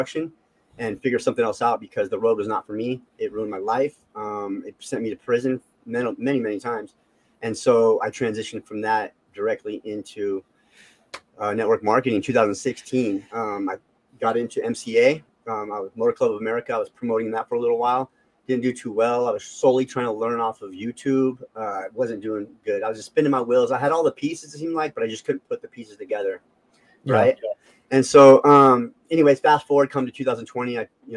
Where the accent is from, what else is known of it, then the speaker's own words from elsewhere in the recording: Las Vegas, Nevada, United States; I was born in Las Vegas, grew up in a highly gang populated area.